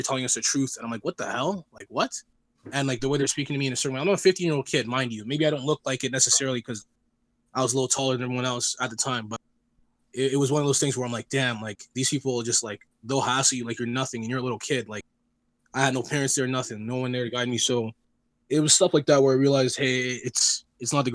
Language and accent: English; Toronto, Ontario, Canada; also born or lived in Scarborough; I was born in Jane Finch. I grew up with a lot of Black friends